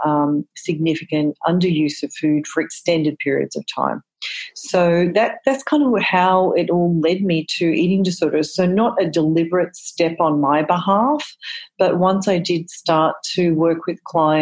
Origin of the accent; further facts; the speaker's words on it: Australia; moved away as an adult; now in United States; I'm originally from Australia